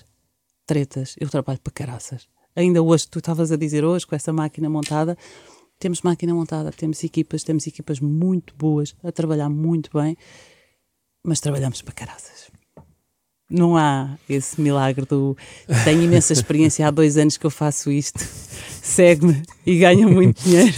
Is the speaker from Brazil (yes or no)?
no; Portugal; also born or lived in Leiria